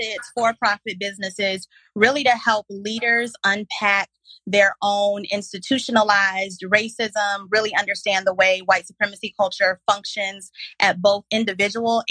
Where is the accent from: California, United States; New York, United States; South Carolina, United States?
South Carolina, United States; moved away as an adult; also born or lived in Mississippi Delta / Dallas; I moved back to my home state of South Carolina